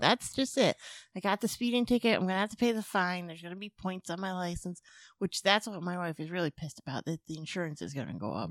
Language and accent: English; Springfield, Massachusetts, United States; I'm from Springfield